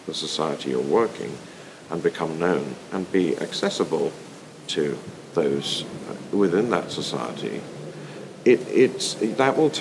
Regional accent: United Kingdom; as a British person

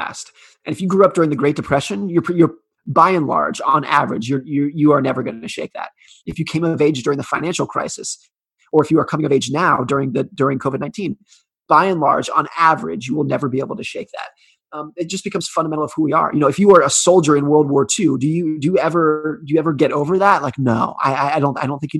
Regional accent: United States; I was born in 1983 in the United States

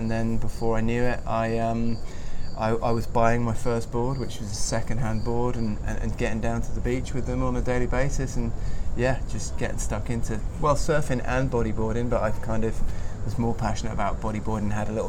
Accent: Sheffield, Yorkshire and the Humber, United Kingdom; also born or lived in Halifax / Cornwall; that's where I was born in Halifax, then moved to Sheffield, and then moved to Cornwall

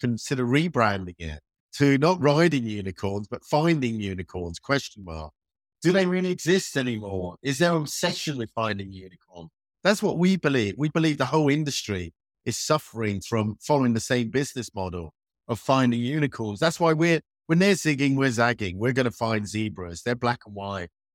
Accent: United Kingdom; born or raised there

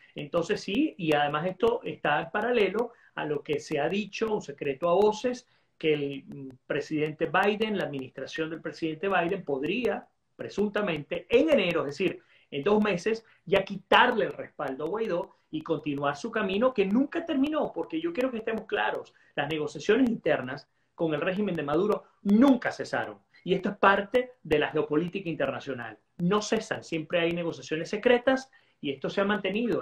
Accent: Venezuela; como venezolano

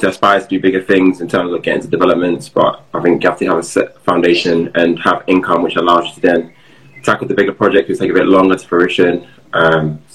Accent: London, United Kingdom; moved away as an adult; also born or lived in Hertfordshire / West Midlands; I was brought up in South East London

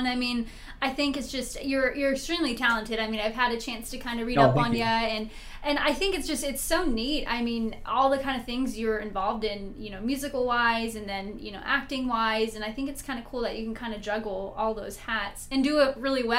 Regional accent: Vacaville, California, United States; coming from a small town like Vacaville where, I mean, we're a great town

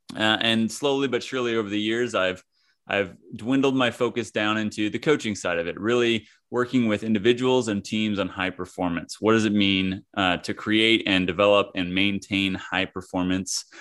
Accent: Kansas, United States; moved away as an adult; also born or lived in California; I hail from Kansas, I grew up in the middle of the country in a small town and went out to California for college

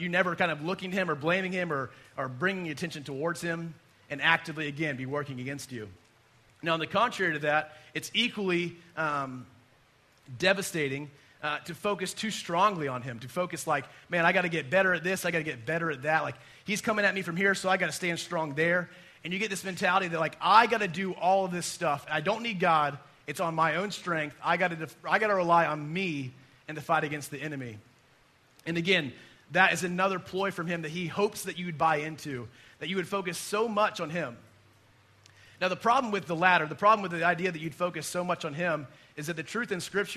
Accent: United States; we as American Christians

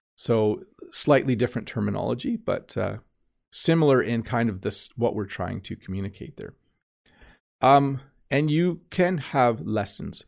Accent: Canada; I'm Canadian

